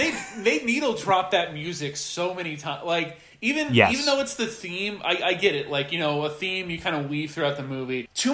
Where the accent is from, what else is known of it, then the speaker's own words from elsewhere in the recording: Kansas City, United States; where I grew up in Kansas City